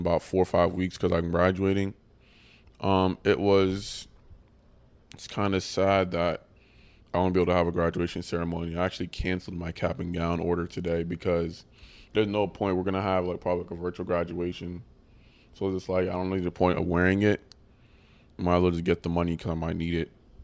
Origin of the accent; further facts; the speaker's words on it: Ghana; now in United States; I'm from Ghana, it's a country in West Africa